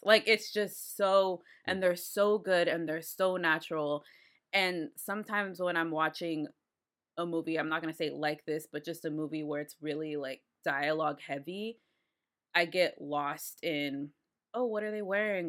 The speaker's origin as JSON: {"language": "English", "town": "Austin", "region": "Texas", "country": "United States", "said": "I'm from Austin"}